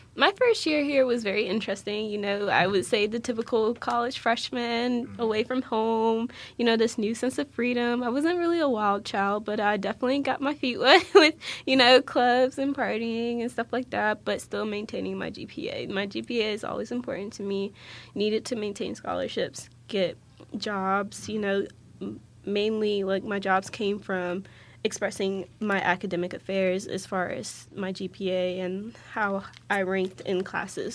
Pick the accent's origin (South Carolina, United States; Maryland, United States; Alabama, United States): Maryland, United States; Waldorf; moved away as an adult; now in West Virginia, United States; I'm originally from Waldorf, Maryland, so like the southern region of Maryland